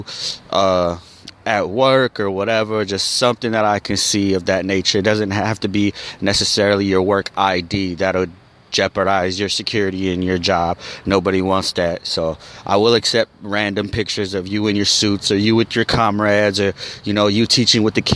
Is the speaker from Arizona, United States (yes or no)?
yes; Arizona, United States; I'm from Arizona